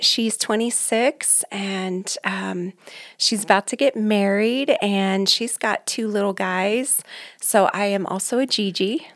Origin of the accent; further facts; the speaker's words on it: Aurora, Colorado, United States; born and raised here in Colorado. I grew up in Aurora, North Aurora